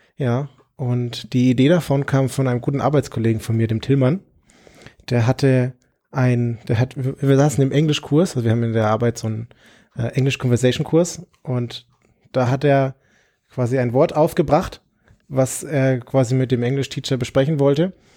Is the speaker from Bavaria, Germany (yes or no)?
yes; Nuremberg, Bavaria, Germany; ich komme aus Nürnberg